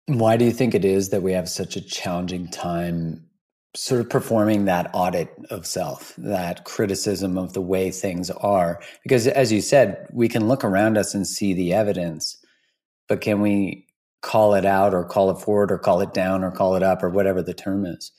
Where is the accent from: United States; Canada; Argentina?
Canada; as a Canadian